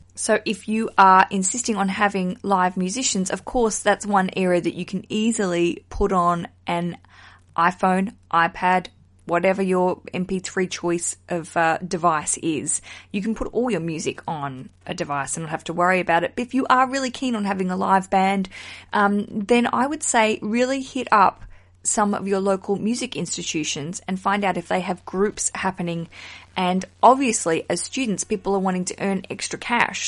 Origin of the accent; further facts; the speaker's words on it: Australia; now in United Kingdom; I'm broadcasting from the UK, I'm an Australian